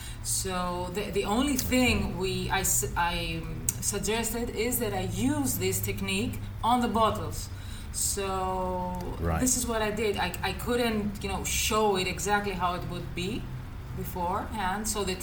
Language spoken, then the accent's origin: English; Nuremberg, Bavaria, Germany; born there; I was born in Nuremberg, I don't know how it's pronounced correctly in English.